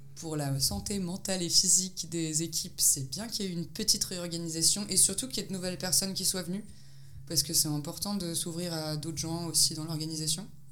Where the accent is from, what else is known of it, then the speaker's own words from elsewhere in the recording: France; moved away as an adult; now in Belgrade, Serbia; je suis française, mais je vis à Belgrade